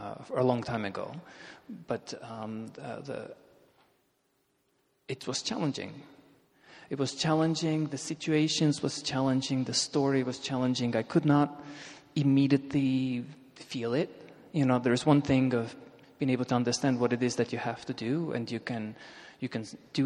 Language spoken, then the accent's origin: English; Russia; And one thing you have to understand is I grew up in Soviet Russia.